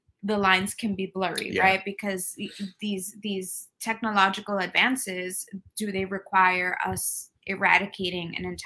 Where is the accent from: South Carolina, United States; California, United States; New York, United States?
New York, United States; New York City; I am Mexican American. I was born and raised in New York City